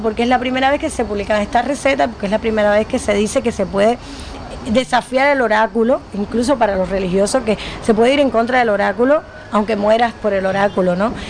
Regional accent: Cuba; los escritores cubanos no tenemos país

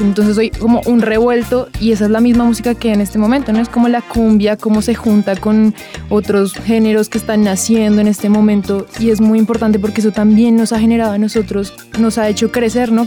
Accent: Colombia; como colombianos

